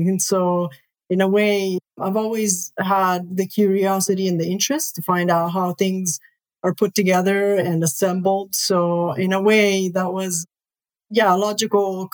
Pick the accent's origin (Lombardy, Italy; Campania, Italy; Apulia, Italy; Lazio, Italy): Lazio, Italy; Rome; moved away; I originally was born and raised in Rome, Italy.